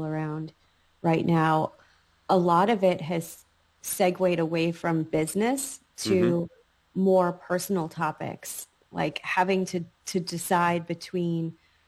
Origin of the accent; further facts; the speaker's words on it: New York, United States; moved away; also born or lived in North Carolina; when I grew up in New York, my identity was very much forged by my surroundings